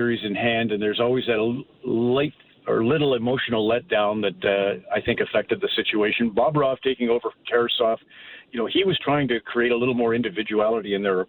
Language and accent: English; Canada